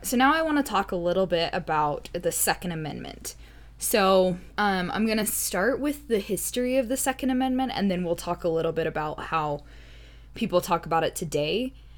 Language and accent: English; United States; I grew up in the United States